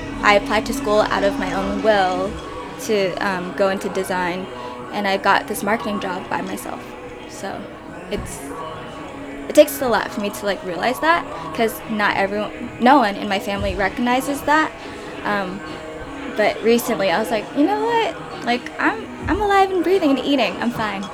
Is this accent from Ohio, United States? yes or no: no; California, United States; moved away as an adult; also born or lived in Jackson, Mississippi; now in New York City, United States; I was born and raised in California, but I lived in Jackson, Mississippi for like a year, and then I made the big move to New York